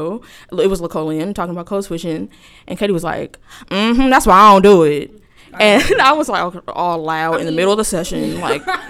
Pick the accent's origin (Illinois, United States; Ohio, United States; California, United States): California, United States; Inglewood; moved away as an adult; also born or lived in Rochester, New York; I'm from Los Angeles, but more specifically, if you know Los Angeles, I'm from Inglewood